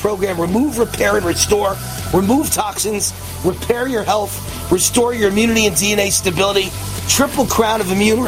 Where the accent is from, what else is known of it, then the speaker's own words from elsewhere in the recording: New York, United States; I'm from New York. I'm from the streets of New York.